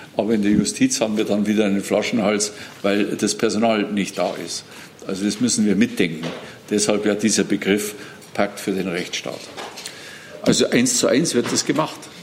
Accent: Bavaria, Germany; als Bayer

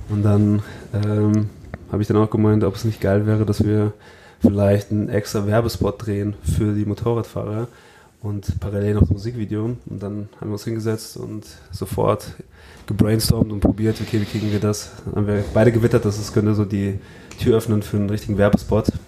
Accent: Hesse, Germany; da haben wir auch für meine kleine Heimatstadt, wo ich aufgewachsen bin, äh, bei Frankfurt, gibt es halt ein … Festival

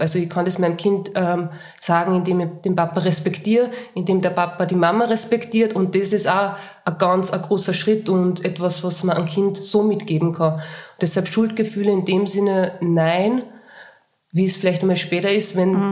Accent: Linz, Upper Austria, Austria; ich komme aus Linz

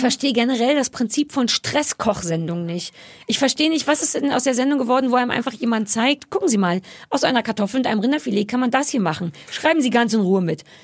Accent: Berlin, Germany; Ich bin am Alexanderplatz groß geworden

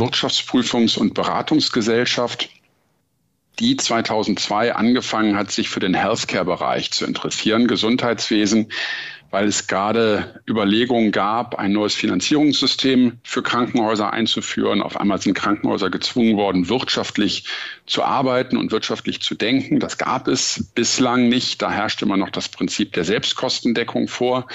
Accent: Hamburg, Germany; also born or lived in Frankfurt am Main; Hamburg ist auch meine Heimatstadt. Ich würde mich, obwohl ich in Frankfurt am Main das Licht der Welt erblickt habe, auch immer als Hamburger Jung bezeichnen

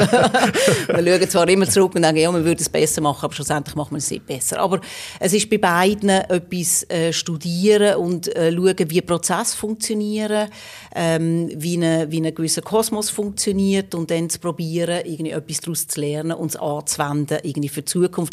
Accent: Magden, Aargau, Switzerland; moved away as an adult; also born or lived in Basel / Rome; Ich bin im Fricktal aufgewachsen, in Magde

